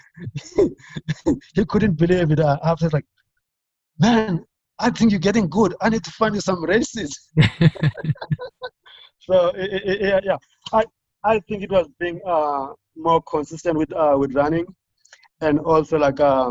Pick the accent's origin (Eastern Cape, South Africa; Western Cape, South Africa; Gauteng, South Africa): Eastern Cape, South Africa; near Port Alfred; moved away as an adult; also born or lived in Oklahoma, United States; now in Albuquerque, United States; another town close to my hometown in Port Alfred